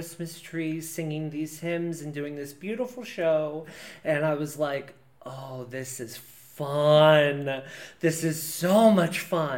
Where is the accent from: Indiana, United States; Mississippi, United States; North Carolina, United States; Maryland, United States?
Indiana, United States; Decatur; I grew up in Decatur, Indiana